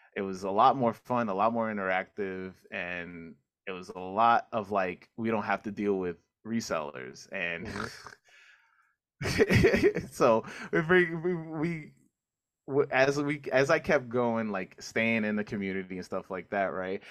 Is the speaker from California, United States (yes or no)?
no; New York City, New York, United States; also born or lived in Manhattan; I grew up in Queens, Corona Queens.